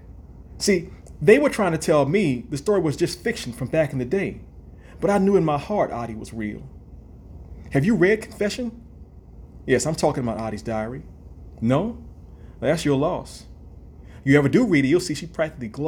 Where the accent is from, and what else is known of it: New Orleans, Louisiana, United States; born or raised there